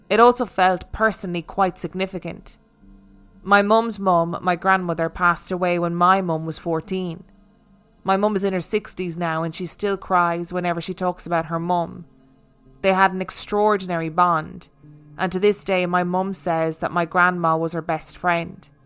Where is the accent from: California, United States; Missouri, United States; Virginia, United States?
Virginia, United States; born there; I was born in 2000 in Virginia